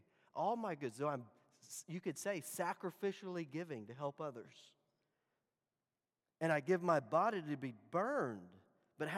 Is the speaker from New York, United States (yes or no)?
no; Dallas, Texas, United States; Growing up in Dallas